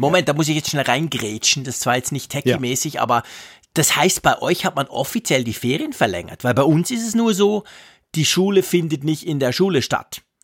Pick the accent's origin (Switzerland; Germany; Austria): Switzerland; als Schweizer